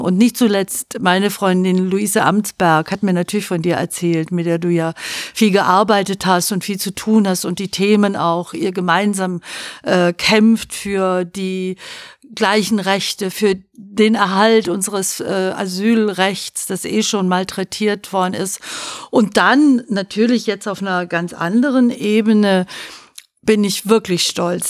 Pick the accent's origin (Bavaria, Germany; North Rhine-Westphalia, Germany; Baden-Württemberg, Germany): Baden-Württemberg, Germany; moved away; also born or lived in Fresenhagen, Schleswig-Holstein; ich bin wohlbehütet in Süddeutschland aufgewachsen